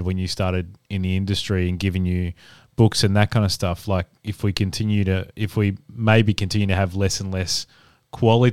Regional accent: Adelaide, South Australia, Australia; also born or lived in Brisbane / Perth; now in Melbourne, Australia; I'm originally from Adelaide

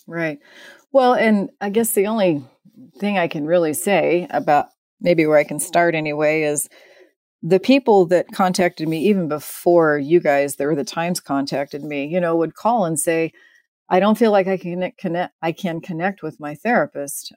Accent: Midwest, United States; I was raised in the Midwest

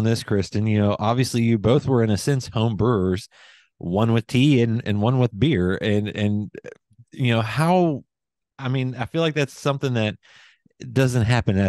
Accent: West Virginia, United States; also born or lived in Princeton, West Virginia / Beckley, West Virginia; now in Lexington, United States; I grew up in West Virginia, even though I live now in Lexington.

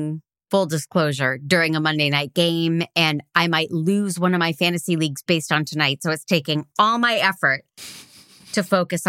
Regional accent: Boston, Massachusetts, United States; I grew up outside of Boston, from Boston

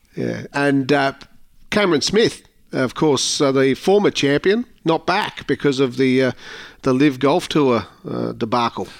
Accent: Manly, New South Wales, Australia; I grew up in Manly Beach.

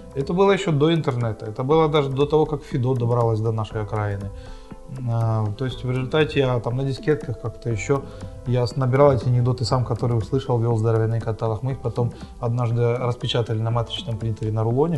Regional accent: Horishni Plavni, Poltava Oblast, Ukraine; also born or lived in Dnipropetrovsk; now in Kremenchuk, Ukraine; в моем родном городе Комсомольске

